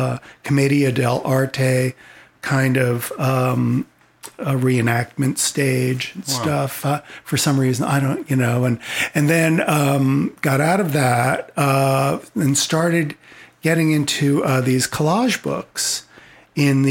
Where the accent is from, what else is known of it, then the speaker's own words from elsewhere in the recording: Old Bridge, New Jersey, United States; moved away; also born or lived in Denver, Colorado; I grew up in the New Jersey suburbs in the 70s.